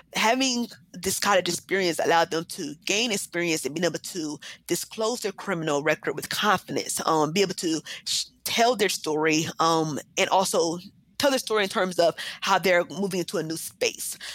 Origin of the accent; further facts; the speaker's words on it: Columbus, Ohio, United States; also born or lived in New Jersey / Akron, Ohio; I was born um, and raised actually well, in Columbus.